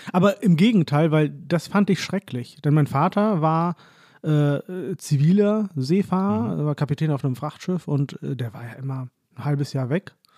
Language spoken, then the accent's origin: German; Hollern-Twielenfleth, Lower Saxony, Germany; also born or lived in Oldenburg; ich bin im Grunde genommen in Holland-Wielenfleet groß ah geworden. Das ist so meine Heimat.